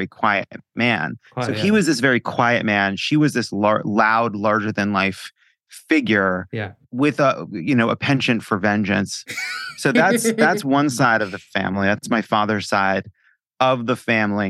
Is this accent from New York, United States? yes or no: yes; Long Island, New York, United States; I come from Long Island Jews